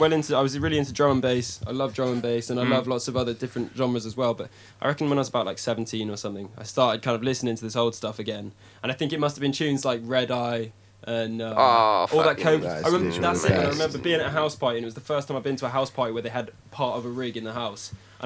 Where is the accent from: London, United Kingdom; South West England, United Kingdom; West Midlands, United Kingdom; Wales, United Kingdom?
South West England, United Kingdom; Stroud; I'm from the countryside. The countryside? Yeah, like Stroud, which is like down the road from Bristol.